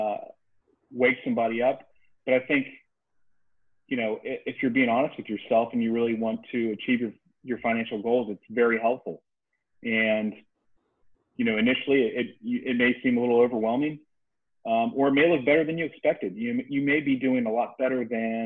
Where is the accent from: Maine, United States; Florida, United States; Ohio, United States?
Ohio, United States; Dayton; moved away as an adult; also born or lived in Kentucky; now in Charleston, United States; Originally, I'm from Dayton, Ohio, and moved down here right after college.